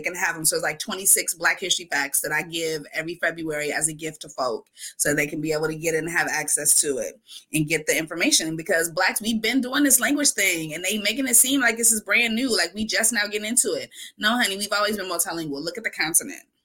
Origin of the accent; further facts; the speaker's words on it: Wisconsin, United States; Mi respuesta cada vez, Wisconsin